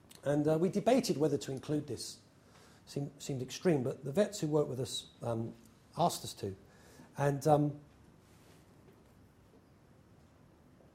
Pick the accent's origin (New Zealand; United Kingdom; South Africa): United Kingdom; England; now in New York, United States; I'm English